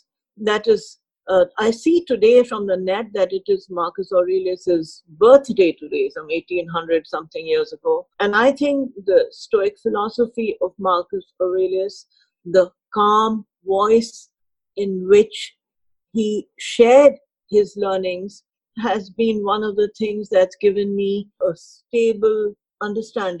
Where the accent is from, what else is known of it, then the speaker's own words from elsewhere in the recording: Himalayas, India; my hometown is actually in the Himalayas